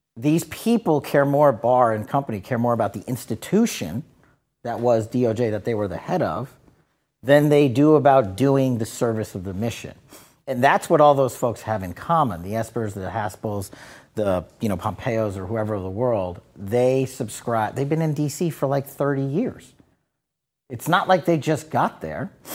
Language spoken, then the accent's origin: English; New York, United States; moved away; I'm from New York originally